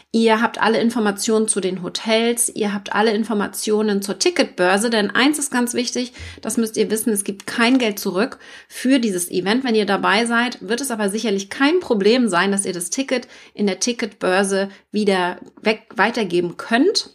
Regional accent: Mecklenburg-Vorpommern, Germany; also born or lived in Hamburg; Ich komme aus Mecklenburg

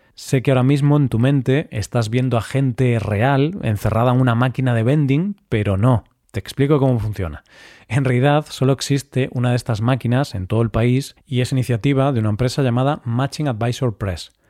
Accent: Galicia, Spain; mi tierra natal, Galicia

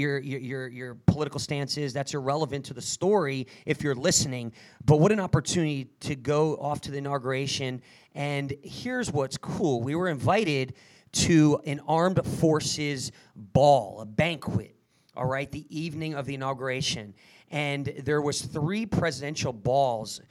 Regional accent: New Jersey, United States; I was brought up in Jersey

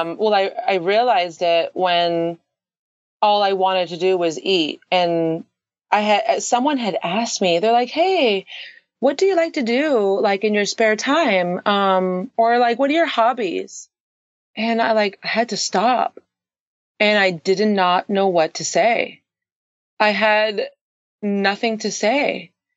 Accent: Canada; now in San Diego, United States; I currently live in San Diego, California. Um, I am actually Canadian.

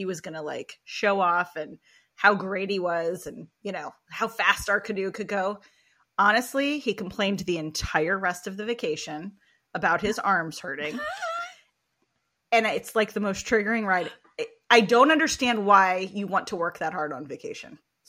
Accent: West Coast, United States; So I grew up on the West Coast.

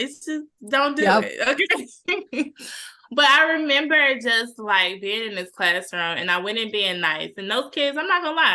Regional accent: Cedar Hill, Texas, United States; I grew up in Cedar Hill.

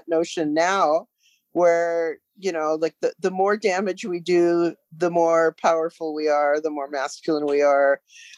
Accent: United States; now in Canada; I'm originally from the States

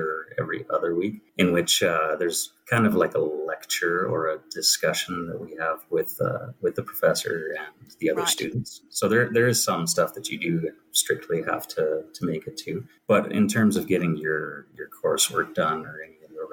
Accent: Calgary, Alberta, Canada; I am from Calgary, Alberta

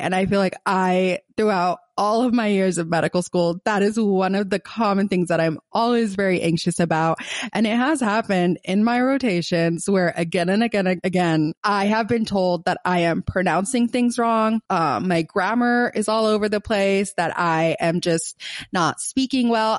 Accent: Gaza, Gaza Strip, Palestine; accent: Palestinian, Gazan; my Palestinian accent, my Gazan accent

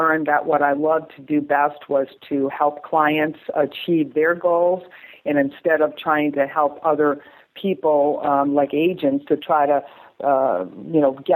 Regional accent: New England, Massachusetts, United States; moved away as an adult; now in Thousand Oaks, United States; I grew up in New England and Massachusetts

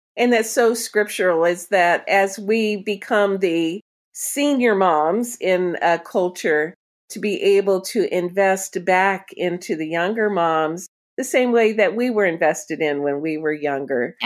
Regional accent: Florida, United States; moved away; I'm a, originally a Florida person myself

